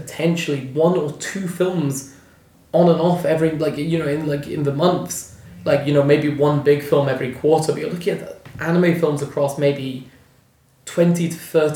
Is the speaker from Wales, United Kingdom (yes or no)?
no; Stranraer, Scotland, United Kingdom; I grew up in Stranraer